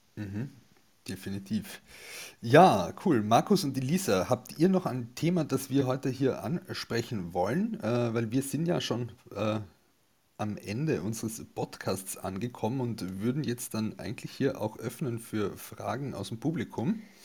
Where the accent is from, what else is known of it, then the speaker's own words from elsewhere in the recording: Carinthia, Austria; moved away; bin ja eigentlich ursprünglich aus Kärnten, ähm, komme vom Land